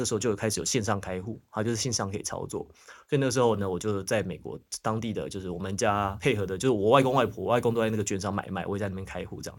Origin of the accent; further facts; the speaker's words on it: Taiwan; moved away as an adult; also born or lived in United States; 虽然要回台湾工作了嘛